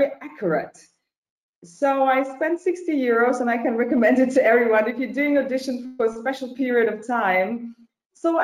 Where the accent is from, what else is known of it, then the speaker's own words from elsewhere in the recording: Heidelberg, Baden-Württemberg, Germany; moved away as an adult; also born or lived in Kyiv, Ukraine; now in Berlin, Germany; I grew up in Heidelberg. It's in the south of Germany.